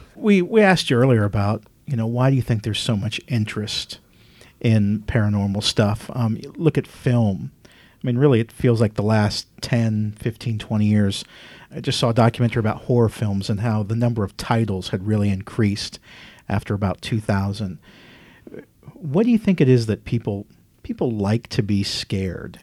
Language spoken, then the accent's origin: English; Midwest, United States; moved away; I'm from the Midwest originally